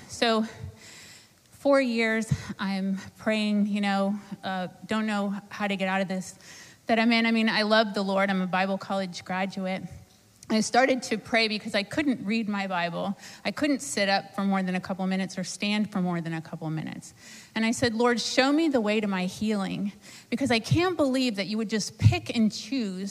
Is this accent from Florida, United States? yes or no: yes; Sarasota, Florida, United States; I'm from Sarasota, Florida.